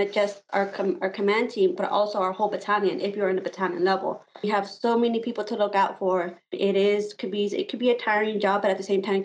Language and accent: English; Immokalee, Florida, United States; moved away as an adult; I am coming from a small town called Immokalee in Florida. It was about 45 minutes from Naples. A lot of people know Naples. My hometown is a small farming town